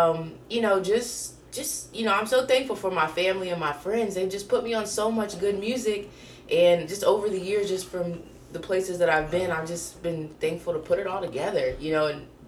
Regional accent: Coshocton, Ohio, United States; growing up in Coshocton and listening to the sounds on MTV

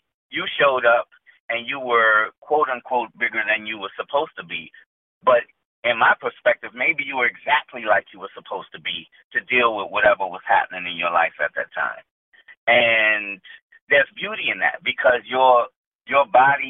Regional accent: New Orleans, Louisiana, United States; I grew up in New Orleans

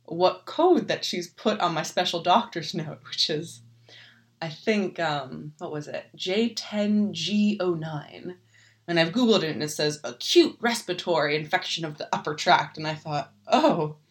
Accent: United States; now in Germany; I'm an American

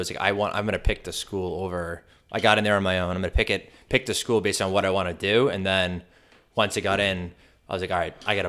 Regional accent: Canton, United States; From Canton.

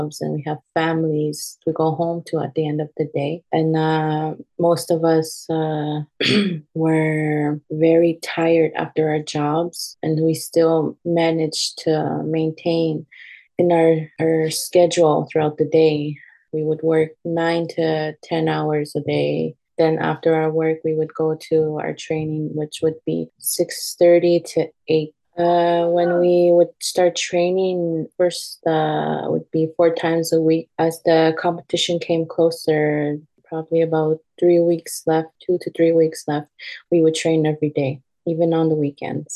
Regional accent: Kawawachikamach, Quebec, Canada; I come from Kawa, it's a very small reservation.

